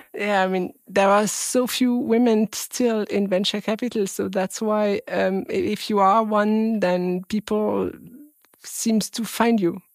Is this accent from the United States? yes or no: no; France; English is a second language; I was born in France and I'm French